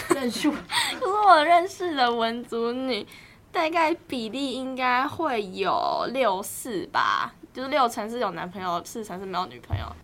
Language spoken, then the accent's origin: Chinese; Tainan, Taiwan; 我从台南来的